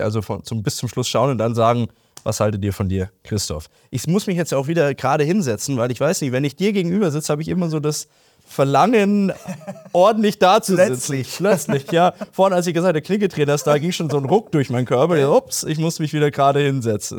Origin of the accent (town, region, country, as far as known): Germany